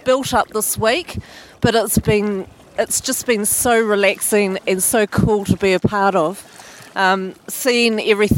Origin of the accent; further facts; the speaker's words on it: Christchurch, Canterbury, New Zealand; meeting people back from my hometown in Christchurch